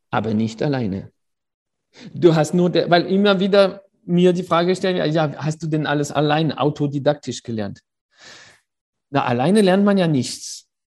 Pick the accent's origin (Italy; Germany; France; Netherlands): France; Paris, Île-de-France; ich bin in Paris auf die Welt gekommen äh, und dort aufgewachsen